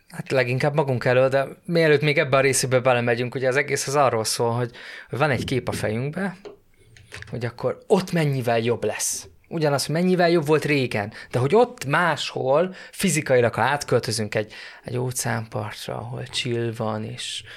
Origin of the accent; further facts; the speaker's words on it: Hungary; magyar vagyok